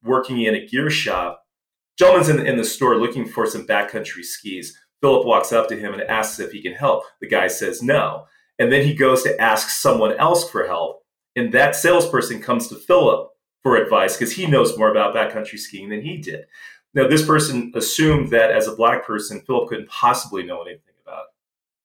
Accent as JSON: {"language": "English", "town": "Los Angeles", "region": "California", "country": "United States", "tie": "born or raised there", "said": "I grew up in Los Angeles, California"}